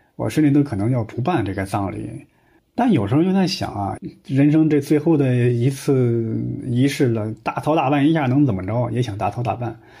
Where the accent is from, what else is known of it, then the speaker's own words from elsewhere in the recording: Henan, China; 我们河南老家呀，还有那个土葬的习惯